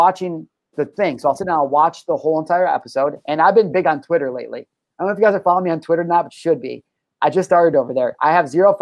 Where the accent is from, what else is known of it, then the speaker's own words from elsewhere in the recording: United States; I'm an American.